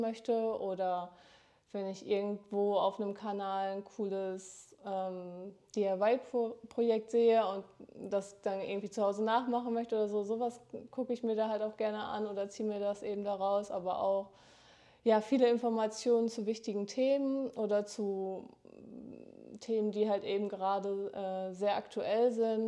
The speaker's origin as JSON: {"language": "German", "town": "Dortmund", "region": "North Rhine-Westphalia", "country": "Germany", "tie": "born or raised there", "moved": "as an adult", "lives_now": "Oldenburg, Germany", "said": "komme gebürtig aus Dortmund und bin zum Studium nach Oldenburg gezogen"}